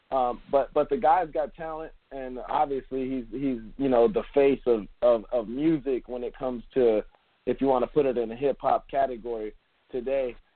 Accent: Miami, Florida, United States; born there; I wasn't raised in Miami, but I was born in Miami

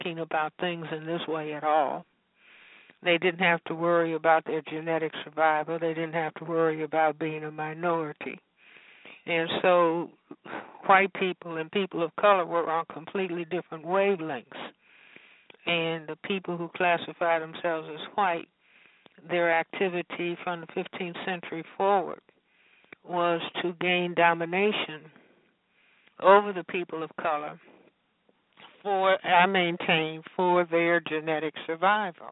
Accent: Chicago, Illinois, United States; growing up in Chicago

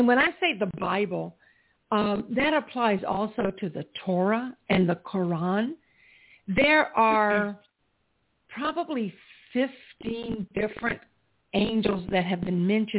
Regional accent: South Carolina, United States; where I grew up in South Carolina

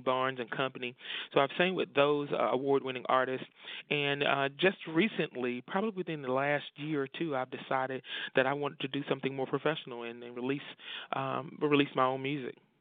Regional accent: Rocky Mount, North Carolina, United States; born and raised in Rocky Mount, North Carolina

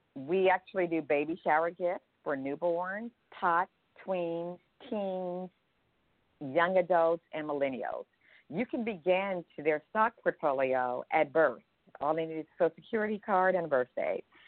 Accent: Berkeley, California, United States; moved away; I grew up in Berkeley, California, with a mom and dad and siblings in a modest household.

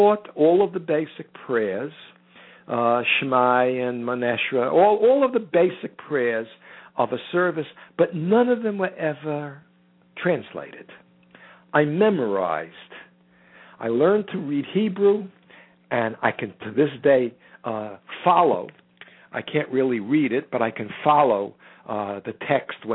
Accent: United States; I am an American who happens to be Jewish

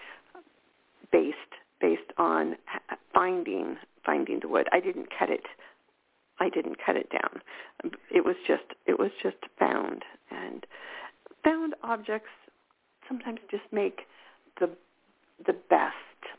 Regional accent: California, United States; I'm a California girl.

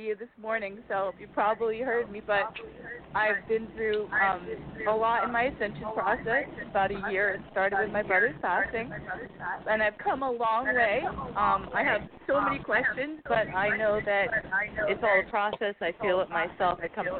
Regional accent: San Diego, California, United States; from San Diego.

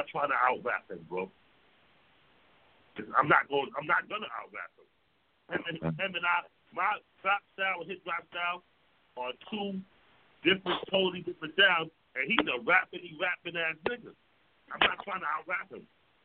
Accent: New York City, New York, United States; I'm from Harlem

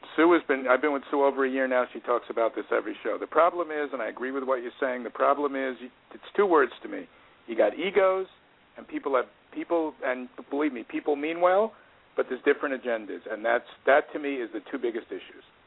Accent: New York City, New York, United States; also born or lived in Long Island; I grew up in Queens and I went to college on Long Island

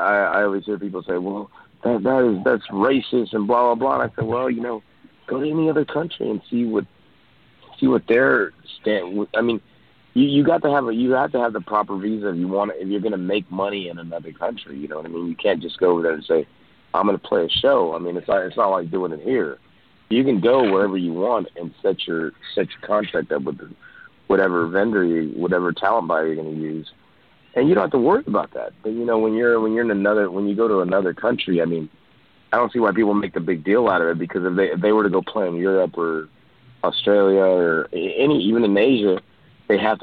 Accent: United States; I am a Mexican descent. I said, you know, last time I checked, I was born in the United States. I go, well, I'm American.

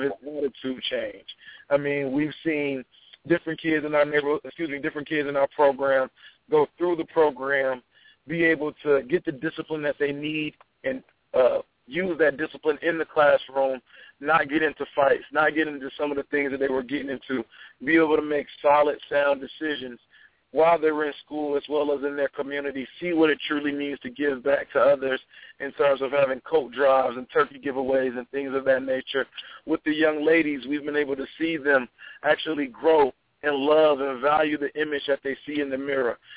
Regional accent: Atlanta, Georgia, United States; moved away as an adult; now in Charlottesville, United States; as I was growing up in Atlanta

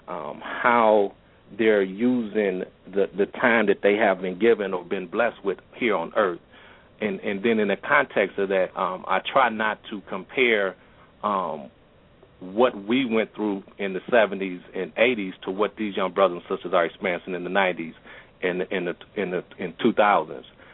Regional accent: Milwaukee, Wisconsin, United States; I was born and raised here in Milwaukee.

